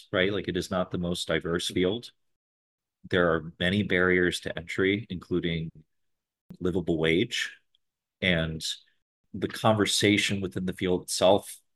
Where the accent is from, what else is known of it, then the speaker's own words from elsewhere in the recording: High Peaks, Adirondacks, New York, United States; now in Buffalo, United States; I grew up in the High Peaks